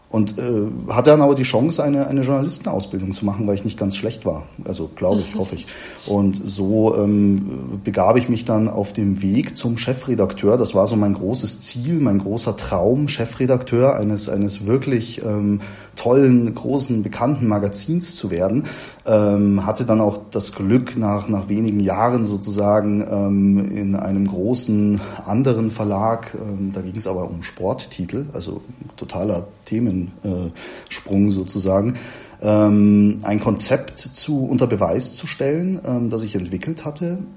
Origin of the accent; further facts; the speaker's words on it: Munich, Bavaria, Germany; born there; kam ich dann eben auch wieder hier zurück nach München in, in meine Geburtsstadt